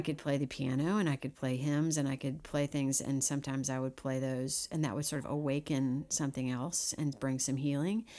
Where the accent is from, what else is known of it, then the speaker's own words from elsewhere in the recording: Missouri, United States; moved away as an adult; now in Nashville, United States; originally from Missouri